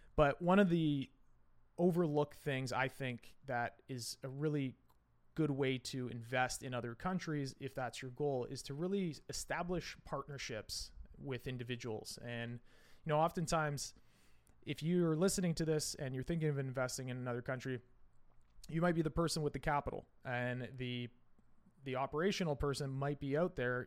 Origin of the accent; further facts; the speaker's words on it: Canada; we come from a very, very regulated market up here